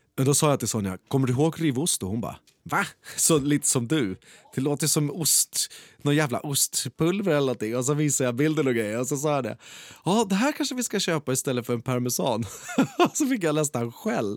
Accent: Skebobruk, Stockholm County, Sweden; I Skebobruk där jag är uppvuxen

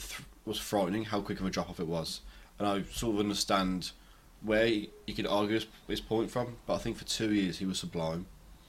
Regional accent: England, United Kingdom; British as well, because we're English

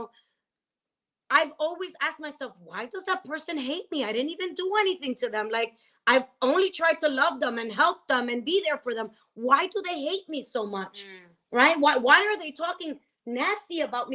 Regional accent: Dominican Republic; moved away; me growing up in Dominican Republic

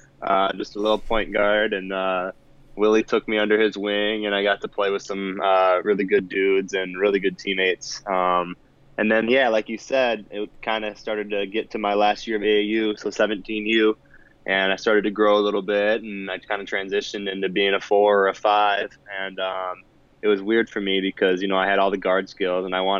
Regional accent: Mahtomedi High School, Minnesota, United States; also born or lived in Aberdeen, South Dakota; I'm from Matamidai High School and graduated in 2017.

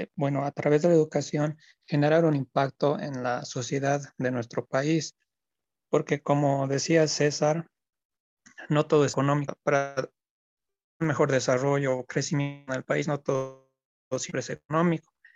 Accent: La Paz, Bolivia; soy de La Paz

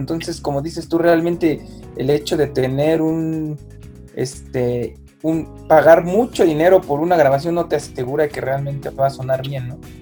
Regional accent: Mexico City, Mexico; yo como soy de originario del DF

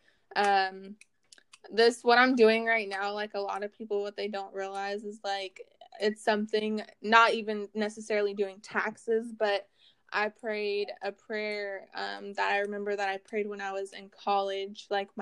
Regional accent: Oregon coast, United States; now in Vancouver, United States; I was born on the Oregon coast. I currently reside in Vancouver, Washington

